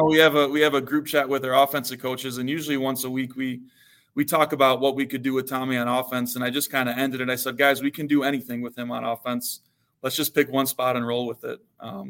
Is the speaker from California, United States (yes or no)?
no; Illinois, United States; I grew up in the Chicago suburbs, so I was around some pretty good football growing up too. A lot of Big Ten players that came out of our area